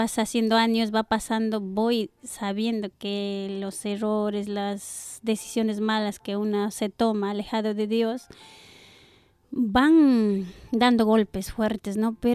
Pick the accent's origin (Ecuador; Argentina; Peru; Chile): Ecuador; now in Spain; Bueno, llevo muchos años aquí, eh, soy de Ecuador.